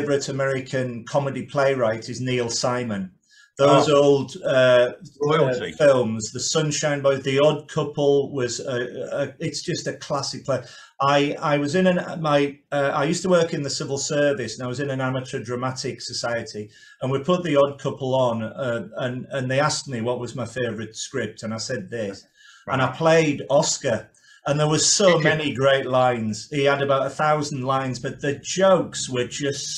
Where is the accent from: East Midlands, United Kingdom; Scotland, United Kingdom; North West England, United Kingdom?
North West England, United Kingdom; Carlisle; now in London, United Kingdom; I'm broadcasting this from London, but my home city is Carlisle